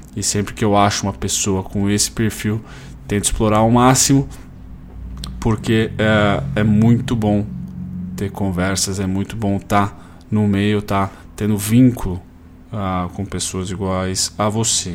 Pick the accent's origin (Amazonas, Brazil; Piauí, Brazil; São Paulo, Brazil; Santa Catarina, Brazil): São Paulo, Brazil; Campinas region, Jundiaí; now in Caxias do Sul, Brazil; ambos somos da região de Campinas, uh, Jundiaí